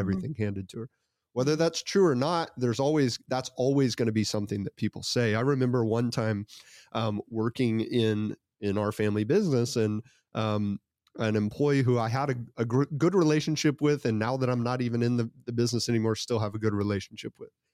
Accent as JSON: {"language": "English", "country": "United States", "tie": "born or raised there", "said": "I was born in the United States of America"}